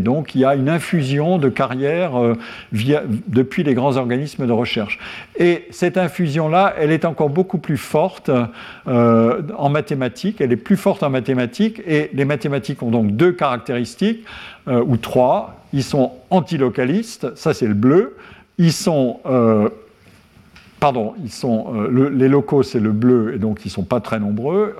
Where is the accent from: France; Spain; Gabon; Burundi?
France; Lorraine, Grand Est; Lorraine, mon pays natal